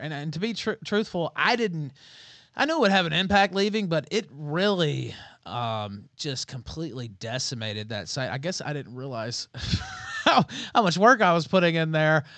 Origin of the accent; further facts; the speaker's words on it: Memphis, Tennessee, United States; moved away as an adult; now in Merida, Mexico; I'm from Memphis